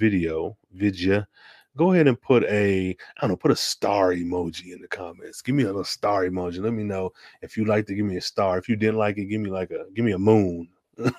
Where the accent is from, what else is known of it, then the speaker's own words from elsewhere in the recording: Midwest, United States; I'm from the Midwest, from Auto Industry Nation